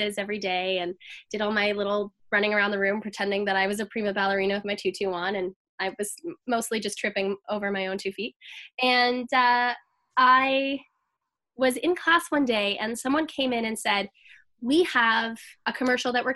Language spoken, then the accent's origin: English; Toronto, Ontario, Canada; I'm from Toronto, Ontario, Canada